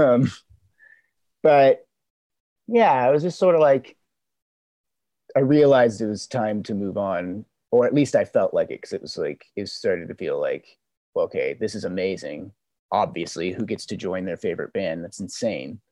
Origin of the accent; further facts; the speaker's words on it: Memphis, Tennessee, United States; moved away as an adult; also born or lived in San Diego / Puerto Rico; now in Los Angeles, United States; I was born in San Diego, but I think I'm from I'm from Memphis, Tennessee. From I lived there for about 15 years